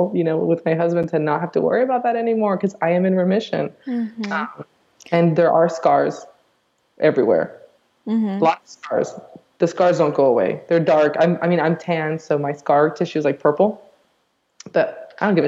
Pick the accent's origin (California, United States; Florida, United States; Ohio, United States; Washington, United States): Florida, United States; Miami; I grew up in Miami